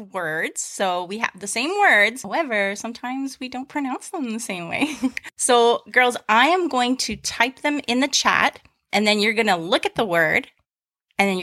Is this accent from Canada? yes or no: yes; Canada; we are from Canada